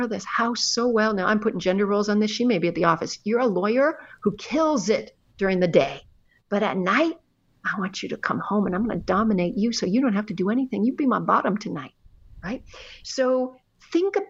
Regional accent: Canada; now in United States; although I've lived in America for a very long time, I'm actually Canadian

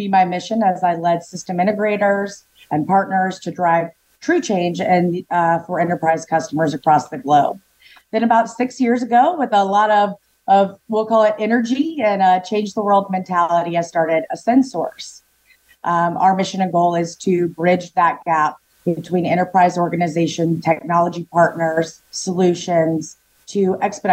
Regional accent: the South, United States; accent: Southern; my Southern accent

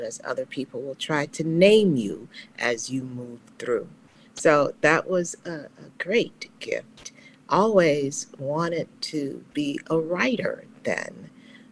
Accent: Dallas, Texas, United States; moved away; also born or lived in Chicago; Growing up in Dallas, Texas, the child of Leonel Taylor, a single mom, south of the Trinity River

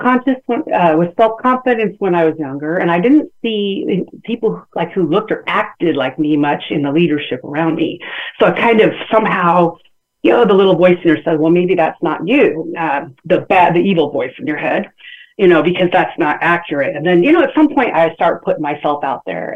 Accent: San Bernardino, California, United States; I'm from San Bernardino, California, born and raised

